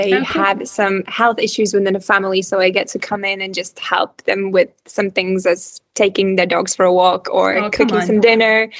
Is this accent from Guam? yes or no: no; Riga, Latvia; English is a second language; moved away as an adult; also born or lived in Cardiff, Wales; So I'm actually originally from Latvia. You probably noticed that my accent is a little bit weird. So I'm from Latvia